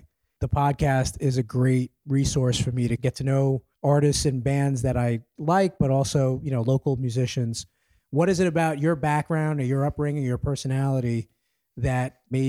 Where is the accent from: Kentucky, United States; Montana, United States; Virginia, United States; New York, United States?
New York, United States; New York City; now in Washington DC, United States; I'm a New Yorker, a native New Yorker.